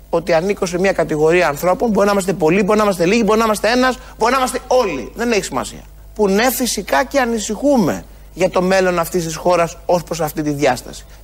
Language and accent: Greek; Greece; χώρα με την ταυτότητα, με τον πολιτισμό, με, την, ε, με, το φορτίο της παράδοσης που μας καθορίζει ως Έλληνες.